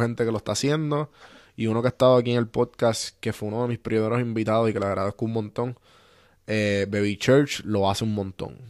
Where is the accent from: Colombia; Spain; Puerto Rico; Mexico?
Puerto Rico; moved away as an adult; also born or lived in Atlanta; mi, de mi tierra, de mis amistades